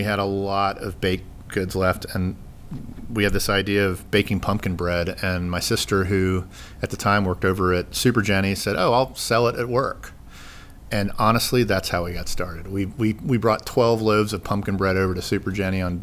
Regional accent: Sandy Springs, Georgia, United States; My family and I moved back to Sandy Springs in 2002 or 2003

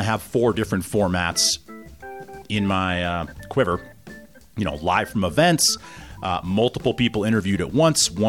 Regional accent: Boulder, Colorado, United States; moved away as an adult; also born or lived in Vermont; I grew up in Boulder

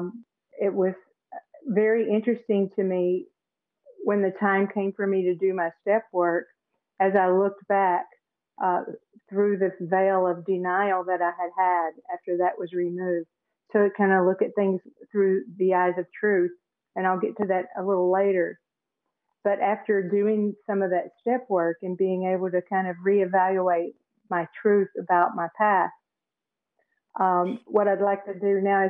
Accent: Tennessee, United States; also born or lived in Phoenix, Arizona; now in St. Petersburg, United States; I live in St. Petersburg, Florida now. I grew up in Tennessee and spent some time out in Phoenix, Arizona.

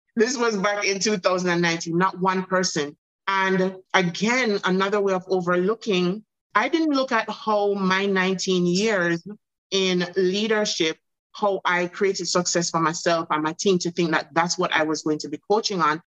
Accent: Jamaica; also born or lived in Bahamas; now in United States; my home country jamaica

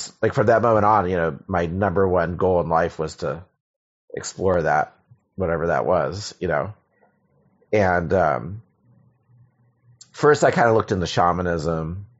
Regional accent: Silver Spring, Maryland, United States; Maryland, mostly. Yeah.

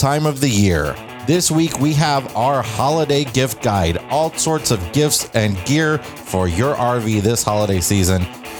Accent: Milan, Illinois, United States; moved away; We are coming to you again from my hometown. Milan, Illinois.

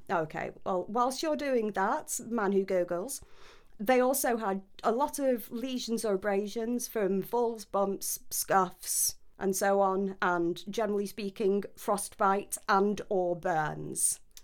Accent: United Kingdom; I'm British

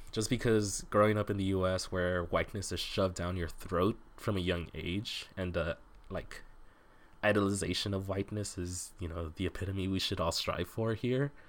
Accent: Southwest, United States; I grew up in the Southwest

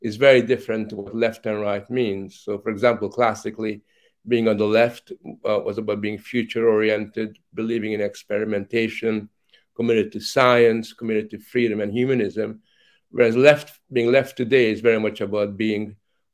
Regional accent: Hungary; moved away; also born or lived in Canada; as a child, growing up in Hungary

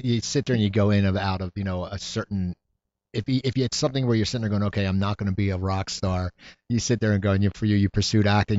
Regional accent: New Jersey, United States; now in Los Angeles, United States; as a kid growing up in New Jersey

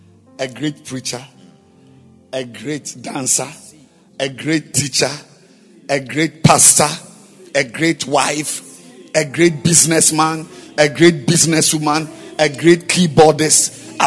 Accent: Bolgatanga, Upper East, Ghana; Or I was raised in Bolgatanga and he was raised in Accra, so I'm greater.

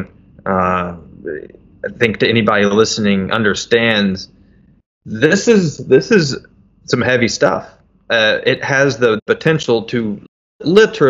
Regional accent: Metropolis, Illinois, United States; my hometown, little old metropolis, Illinois

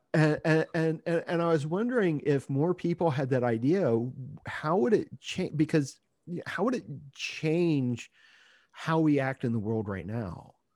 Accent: Ohio, United States; moved away; I grew up in Ohio

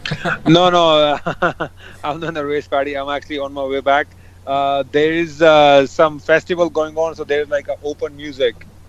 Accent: Japan; also born or lived in Delhi / Punjab; now in Gurgaon, India; I was born and raised in uh, Japan, and uh, we have a house in Delhi

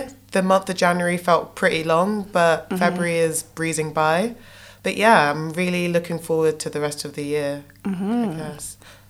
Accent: London, United Kingdom; also born or lived in Ghana; she had me in the UK in King's Cross Hospital.

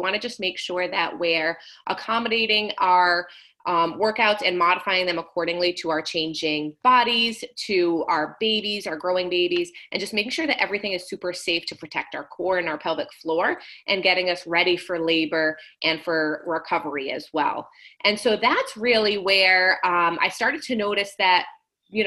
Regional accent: Rhode Island, United States; moved away; I am originally from Rhode Island

